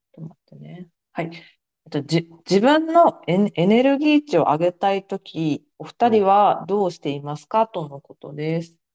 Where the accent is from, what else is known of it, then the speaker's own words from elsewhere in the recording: Osaka, Japan; 地元大阪で